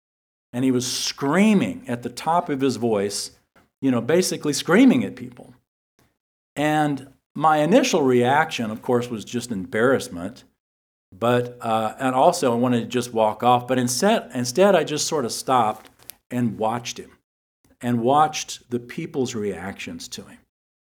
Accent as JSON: {"language": "English", "town": "San Antonio", "region": "Texas", "country": "United States", "tie": "born or raised there", "said": "I grew up in San Antonio, and I remember the Alamo."}